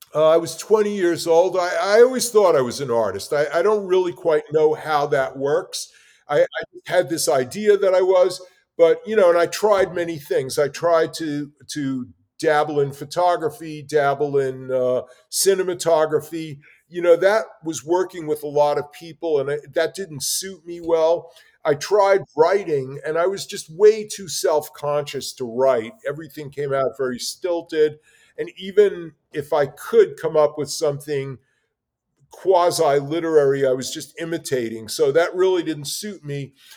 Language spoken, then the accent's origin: English; New York City, New York, United States; I grew up in New York City, in the Bronx, and in Brooklyn